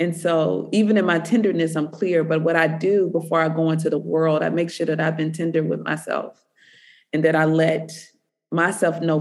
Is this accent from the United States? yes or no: yes; the South, United States; being a Southerner